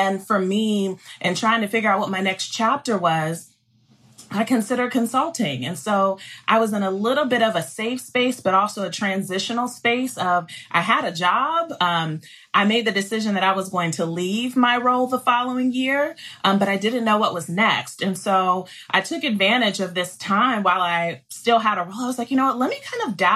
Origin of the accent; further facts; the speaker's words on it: Columbus, Ohio, United States; moved away as an adult; also born or lived in Charlotte, North Carolina / Mississippi; I am a Buckeye girl, so I grew up in Columbus, Ohio.